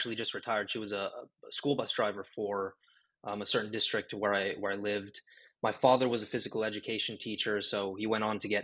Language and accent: English; Orange County, California, United States; I grew up in Orange County basically all of my life